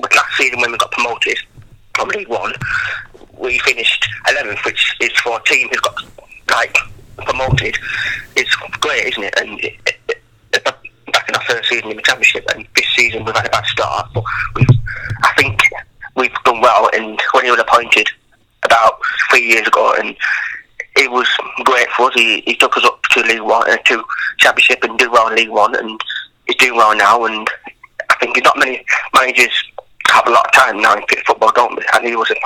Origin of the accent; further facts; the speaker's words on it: Preston, North West England, United Kingdom; Preston's my hometown